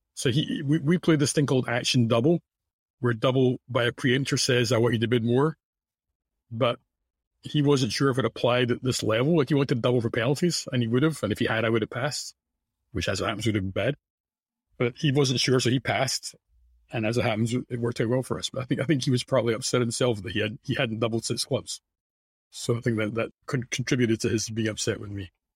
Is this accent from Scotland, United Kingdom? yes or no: yes; Scotland, United Kingdom; now in United States; in, in Scotland, I would say the focus, which is what, what I grew up